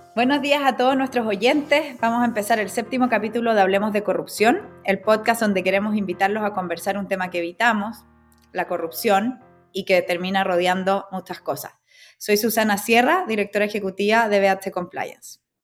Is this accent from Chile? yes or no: yes; Chile; mi país, Chile